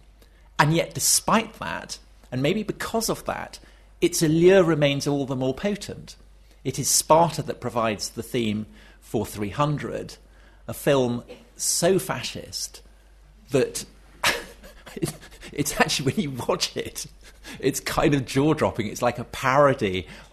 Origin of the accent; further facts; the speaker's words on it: Wiltshire, South West England, United Kingdom; as a child of Wessex growing up in Wiltshire